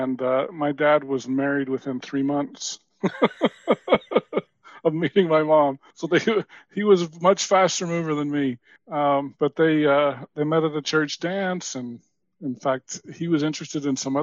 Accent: Utah, United States; also born or lived in New Hampshire / South Carolina; I grew up mostly in Utah. I lived about 4 years in New Hampshire

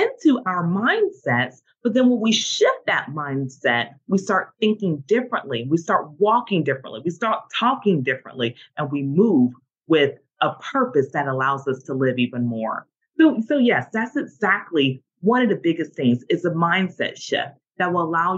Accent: the South, United States; I'm from the South

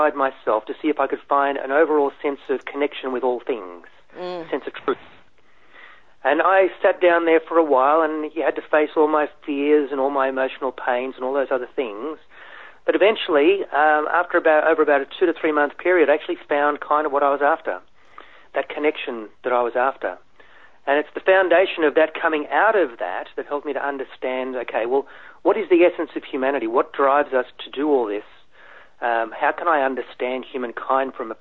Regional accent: Australia; also born or lived in Germany; I'm an immigrant, so I came from Germany and then grew up in schools in a country part of Australia

